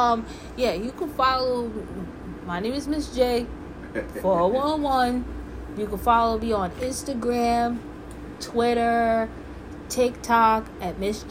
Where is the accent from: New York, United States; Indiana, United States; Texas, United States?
New York, United States; also born or lived in West Coast, United States; I'm New York all day, every day. But I was born in the West Coast